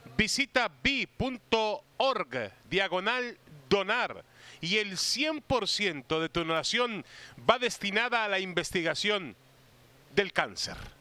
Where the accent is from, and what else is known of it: Mexico